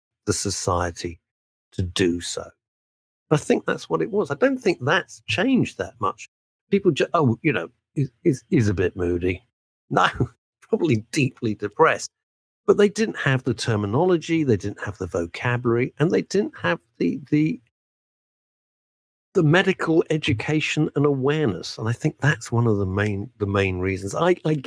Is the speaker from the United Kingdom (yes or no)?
yes; United Kingdom; we're British